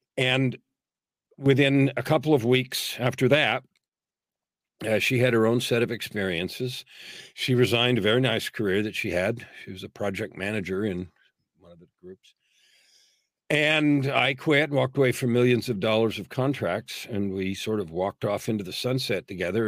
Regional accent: San Francisco, California, United States; I was born in San Francisco, raised in the San Francisco Bay Area, native California

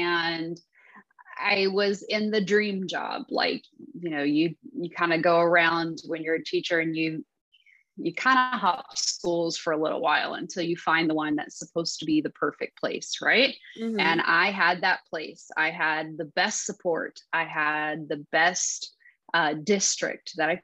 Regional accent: Texas, United States; I am from Texas. I have lived here pretty much all my life

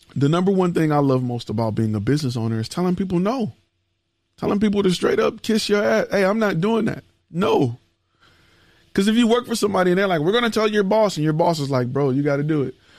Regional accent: Detroit, Michigan, United States; I am born and raised in Detroit, from Detroit, Michigan

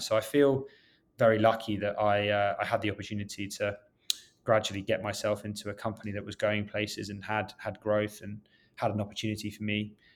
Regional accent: London, United Kingdom; moved away as an adult; now in New York City, United States; I grew up in West London

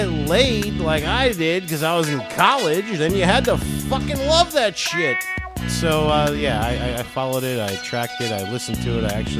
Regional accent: South Florida, United States; also born or lived in New York; growing up in South Florida, right? Been here quite a long time. Born in New York, moved to South Florida when I was 5 years old.

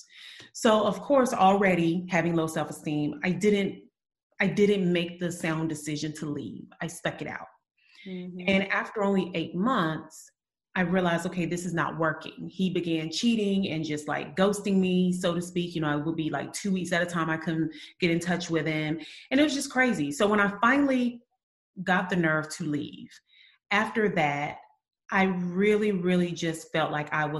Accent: Eufaula, Alabama, United States; also born or lived in Birmingham, Alabama; I'm from Alabama, but not Birmingham. Yeah, another town called Eufaula, very small town

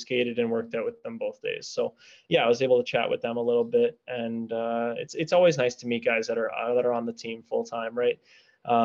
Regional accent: Toronto, Ontario, Canada; Toronto, of course, just, it would be my hometown game

